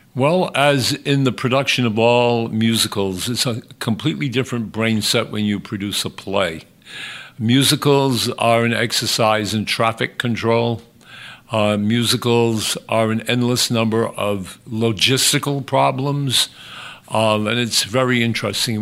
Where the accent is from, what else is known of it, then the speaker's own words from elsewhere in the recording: Westport, Massachusetts, United States; also born or lived in Fall River, Massachusetts; i was born in Fall River. My parents moved us immediately to Westport. I was raised in the town of Westport. I went to Westport schools